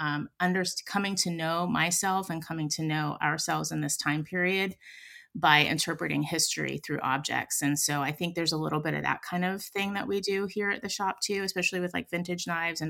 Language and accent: English; Pittsburgh, Pennsylvania, United States; I come from Pittsburgh. I come from a steel mill family on my dad's side